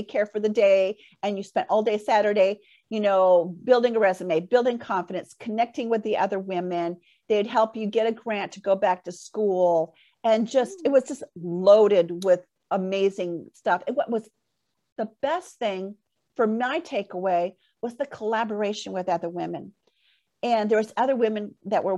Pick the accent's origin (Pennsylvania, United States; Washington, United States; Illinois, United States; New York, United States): Washington, United States; Port Orchard; moved away as an adult; back here in my hometown, Port Orchard